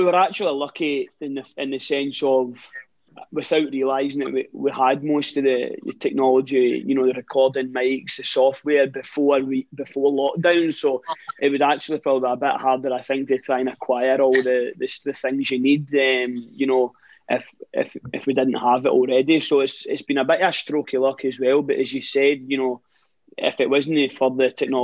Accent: Cumnock, Scotland, United Kingdom; we're from Cumnock, originally in East Ayrshire

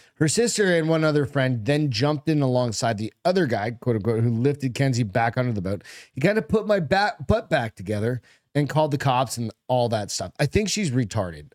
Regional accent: Hampton, United States; moved away; I was in Hampton

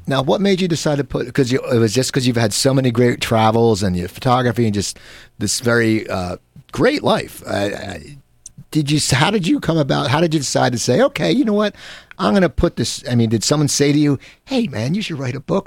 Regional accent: Cherry Hill, New Jersey, United States; I grew up in Cherry Hill, New Jersey

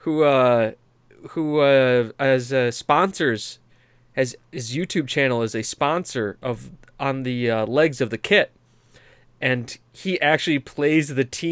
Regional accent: United States; I'm an American

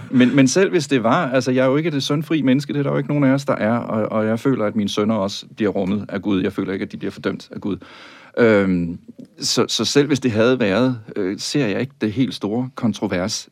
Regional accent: Tønder, Southern Denmark, Denmark; jeg er jo vokset op i Sønderjylland

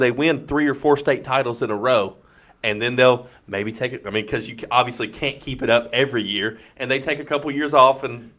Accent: Marion County, Kentucky, United States; I'm from Marion County, so that we're next door neighbors to Boyle County.

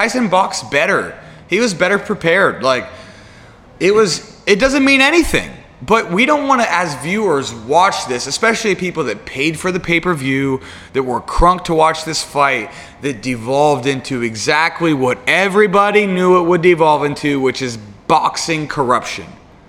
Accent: United States; I'm an American, right?

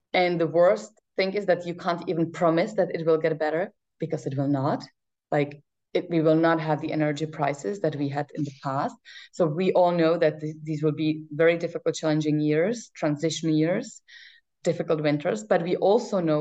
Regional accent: Czechia; now in Brussels, Belgium; I come from Czech Republic

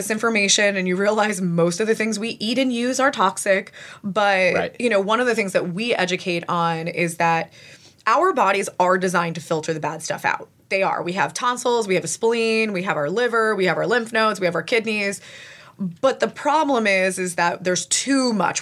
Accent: New Jersey, United States; also born or lived in California; my Jersey attitude

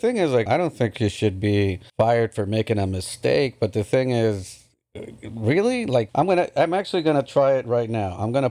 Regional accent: United Kingdom; Yeah, we're British.

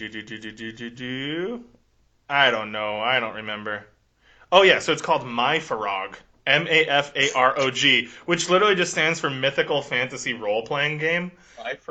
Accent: United States; growing up in America, you know, we know there's gun people around.

